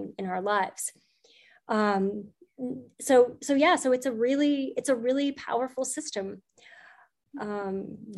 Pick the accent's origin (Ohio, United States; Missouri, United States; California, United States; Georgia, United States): Missouri, United States; St. Louis; I was at the St. Louis Public Library, which is where I'm from. I'm from St. Louis.